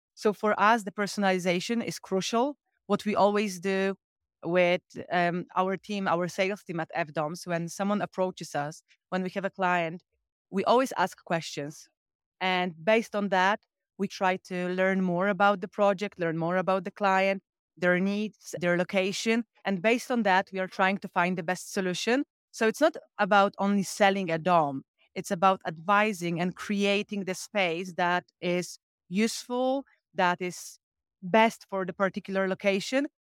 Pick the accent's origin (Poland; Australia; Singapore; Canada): Poland; I'm from Evans Glamping, so all the way from Poland